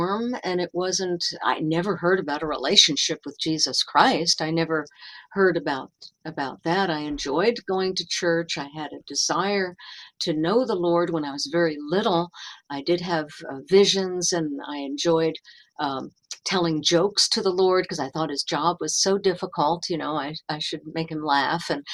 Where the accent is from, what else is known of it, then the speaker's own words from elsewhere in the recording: New York City, New York, United States; I grew up on Long Island and New York City